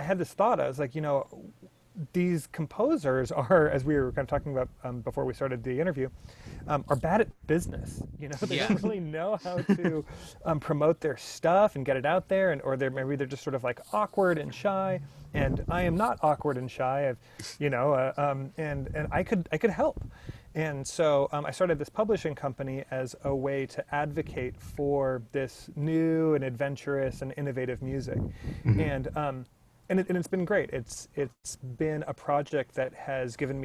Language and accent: English; Oregon, United States; I grew up in Oregon in the Pacific Northwest in the 90s